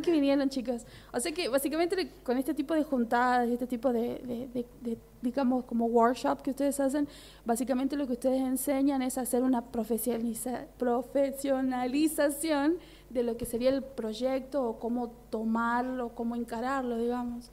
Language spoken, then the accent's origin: Spanish; Tucumán, Argentina; nosotros como tucumanos